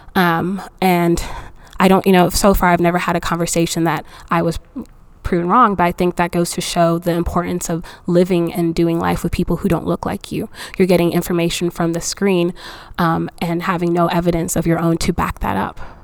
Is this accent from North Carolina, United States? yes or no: yes; Fayetteville, North Carolina, United States; also born or lived in Nigeria; I am an immigrant, but I actually immigrated to the U.S. a little bit later. Um, so I've been in North Carolina since I was like eight or ten